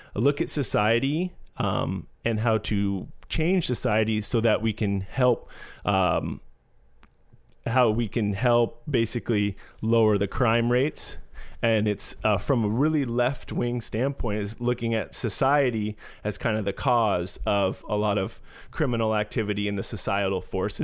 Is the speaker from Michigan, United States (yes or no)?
no; San Francisco, California, United States; growing up in San Francisco, uh, it was d, diverse place to grow up